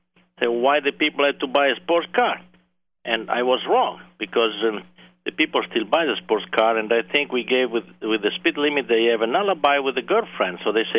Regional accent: Italy; English is a second language; More than enthusiast, but I was a very avid fast driver.

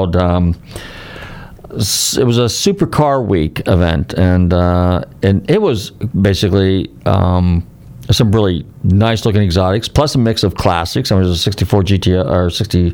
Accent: San Francisco, California, United States; now in Florida, United States; when I grew up in California

